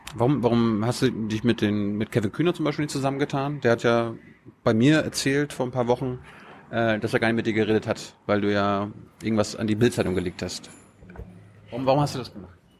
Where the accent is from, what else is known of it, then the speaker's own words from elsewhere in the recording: Mecklenburg-Vorpommern, Germany; ich komme aus Norddeutschland, aber aus, aus Mecklenburg, aus der Kleinstadt